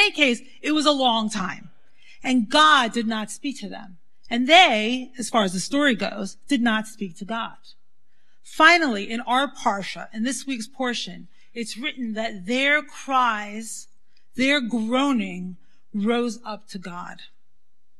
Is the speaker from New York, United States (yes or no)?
yes; New York City, New York, United States; I grew up in the Syrian Jewish community in Brooklyn